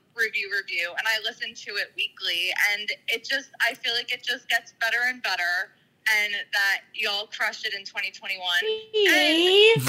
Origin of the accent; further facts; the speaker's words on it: New Jersey, United States; I'm from Jersey